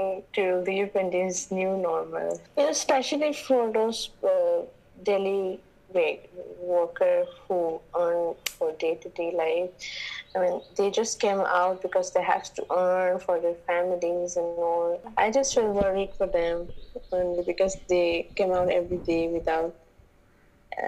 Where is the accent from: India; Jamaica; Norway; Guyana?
India; Manipur; I'm from Manipur, and I'm right now I'm at the home because I cannot go out anywhere this year. I brought up here and I started everything from here, my motherland, Manipur.